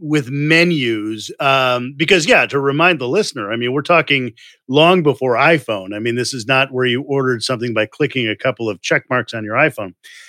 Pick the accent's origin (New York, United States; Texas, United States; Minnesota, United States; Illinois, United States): Illinois, United States; Chicago; I'm from Chicago.